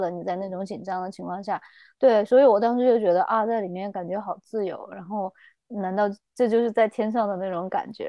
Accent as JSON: {"language": "Chinese", "town": "Chengdu", "region": "Sichuan", "country": "China", "moved": "as an adult", "lives_now": "New Zealand", "said": "我是四川成都人，然后我是差不多二零一二年吧，然后我就在新西兰这边读书"}